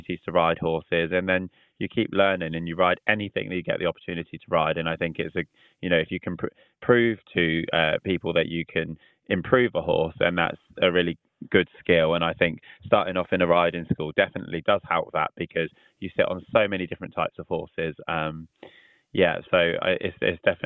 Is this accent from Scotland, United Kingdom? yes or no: no; Southampton, South East England, United Kingdom; we're all from Southampton